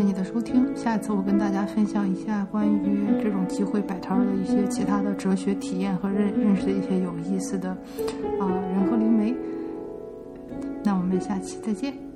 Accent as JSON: {"language": "Chinese", "country": "China", "moved": "yes", "lives_now": "United States", "said": "我就是中国人啊，然后我又在美国生活了一半儿的时间"}